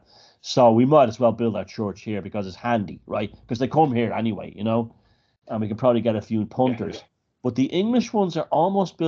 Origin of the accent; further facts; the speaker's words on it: Dublin, Leinster, Ireland; I grew up in Dublin